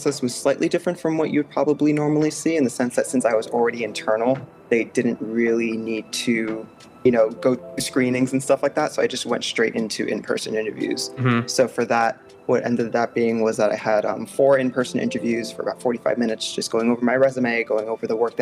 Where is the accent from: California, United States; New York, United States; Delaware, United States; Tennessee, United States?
New York, United States; Port Chester; moved away as an adult; now in Philadelphia area, United States; I grew up in Port Chester, New York, which is in Westchester County, right above the Bronx. Was born and raised there